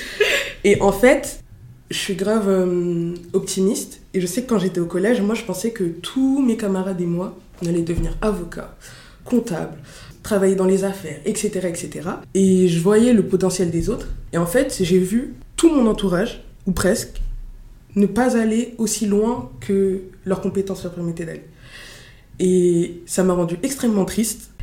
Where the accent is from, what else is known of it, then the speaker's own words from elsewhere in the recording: Montreuil, Île-de-France, France; also born or lived in Fontenay-sous-Bois; Je viens de Fontenay-sous-Bois dans le 94 et j'ai grandi à Montreuil dans le 93